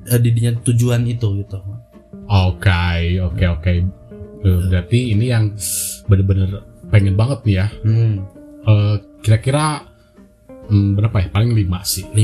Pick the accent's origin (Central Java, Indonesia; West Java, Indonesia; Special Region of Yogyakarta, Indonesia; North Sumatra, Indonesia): West Java, Indonesia; udah kan aku kan emang orang Sunda.